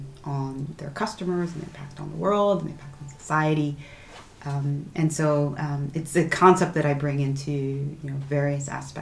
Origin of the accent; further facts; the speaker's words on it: New Jersey, United States; now in France; My story, I'm originally from the United States, from New Jersey. I'm very much a Jersey girl in every sense of the word.